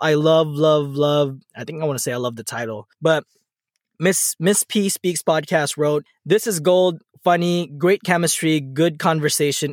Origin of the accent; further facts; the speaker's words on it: National City, California, United States; We grew up together on National City